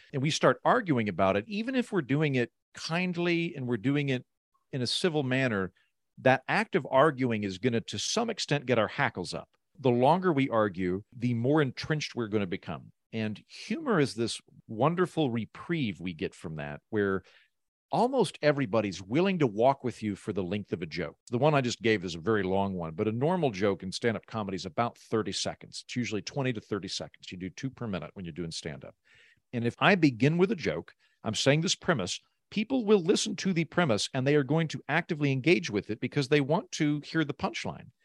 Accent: Oklahoma, United States; moved away; I'm from Oklahoma, so I'm from the middle of the country, but I tend to live in very blue, creative, cosmopolitan cities

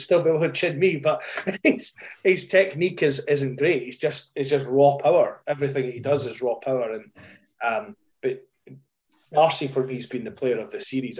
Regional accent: Scotland, United Kingdom; I'm Scottish

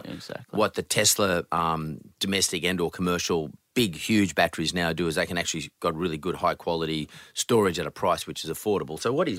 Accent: Australia; We're Australian. Why wouldn't you consider us?

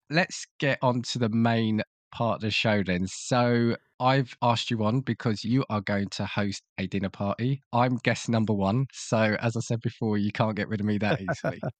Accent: United Kingdom; as a Brit

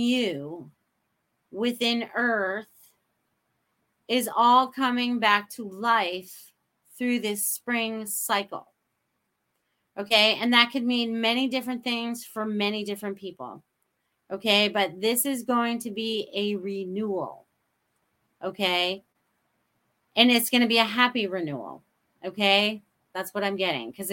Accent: Maine, United States; now in Sarasota, United States; I grew up in New England, Maine. Whoever thought I would end up in Sarasota, Florida?

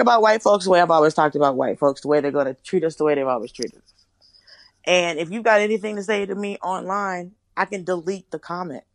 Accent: Atlanta, Georgia, United States; moved away as an adult; also born or lived in Miami, Florida / Los Angeles; now in New York, United States; I was born in Miami and I grew up in Atlanta. So I lived in Miami some, but I lived mostly in Atlanta

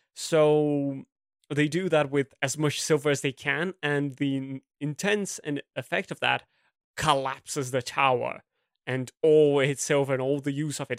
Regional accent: Brazil; English is a second language; a Brazilian academic

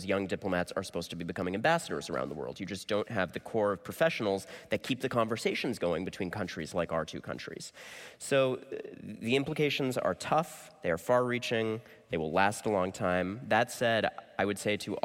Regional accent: United States; as an American

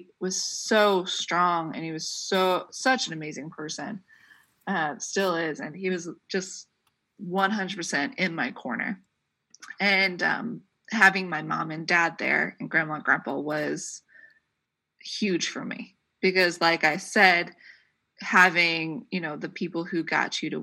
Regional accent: Troy, United States; people in my hometown, they rented out, you know, they had the Troy High School completely open to the cafeteria

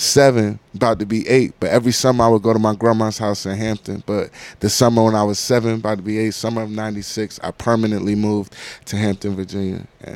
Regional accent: Landstuhl, Rhineland-Palatinate, Germany; born there; I was born in Landstuhl, Germany, on a American Army base.

